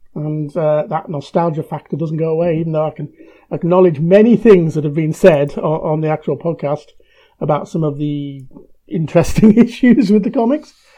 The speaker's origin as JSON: {"language": "English", "country": "United Kingdom", "said": "as a British reader"}